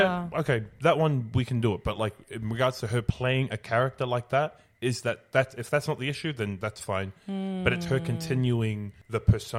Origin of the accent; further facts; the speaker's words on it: Sydney, New South Wales, Australia; if I grew up in Sydney, I say the word hectic. That's just the word we use out here.